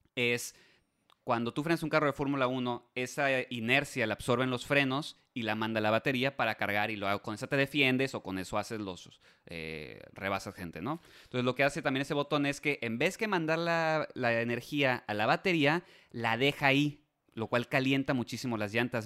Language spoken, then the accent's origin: Spanish; Mexico; nosotros como mexicanos